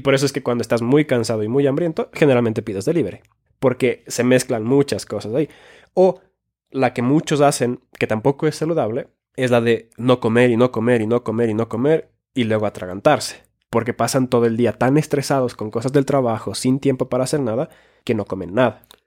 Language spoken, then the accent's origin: Spanish; Finland; born or raised there; moved away; also born or lived in Ecuador